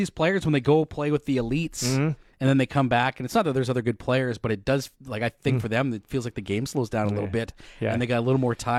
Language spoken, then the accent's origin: English; Moose Jaw, Saskatchewan, Canada; I grew up in Moose Jaw